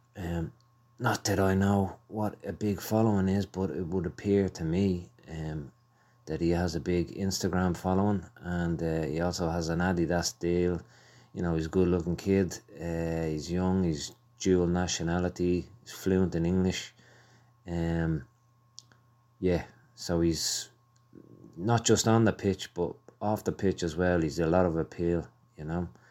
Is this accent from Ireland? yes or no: yes; Ireland; I'm Irish. I love Ireland